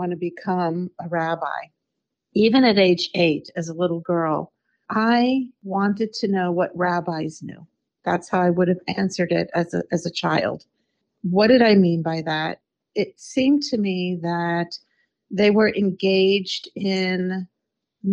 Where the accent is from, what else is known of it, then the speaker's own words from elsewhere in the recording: Washington, District of Columbia, United States; I grew up in Washington, D.C.